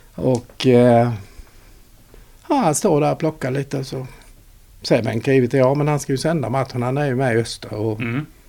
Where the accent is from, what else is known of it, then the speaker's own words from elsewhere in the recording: Växjö, Kronoberg County, Sweden; also born or lived in Trelleborg; jag är ju inte född här för jag är född på VB. Men alltså mm. detta är ju mm. min uppväxt.